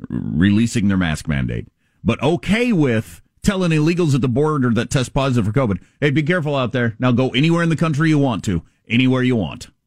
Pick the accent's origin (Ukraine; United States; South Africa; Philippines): United States; South Dakota; born there; As a South Dakotan born there, um, I'll have to pay more attention to her.